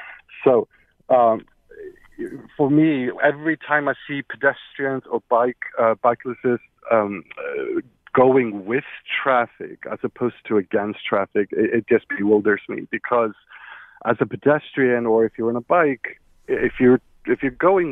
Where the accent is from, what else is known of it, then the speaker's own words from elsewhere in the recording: Iceland; moved away as an adult; now in United States; Hi, I wanted to share the fact that I was born and raised in Iceland, so I spent half of my life in Scandinavia and the other half here in the States.